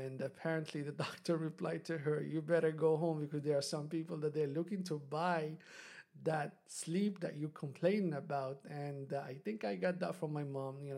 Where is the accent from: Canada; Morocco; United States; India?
Morocco; moved away; I'm from Morocco, and Morocco is a developing country